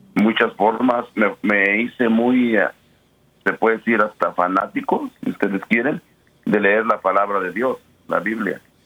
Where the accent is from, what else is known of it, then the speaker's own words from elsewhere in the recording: Mexico; moved away; al menos en mi familia, pues venimos de pueblos pequeños en México